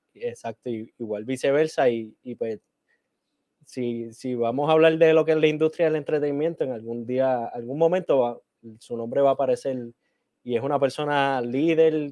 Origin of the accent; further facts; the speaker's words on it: Puerto Rico; accent: Puerto Rican (English); mi inglés es un inglés puertorriqueño